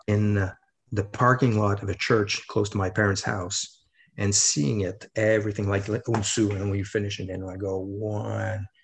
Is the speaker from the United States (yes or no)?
no; Quebec, Canada; I'm a guy from Quebec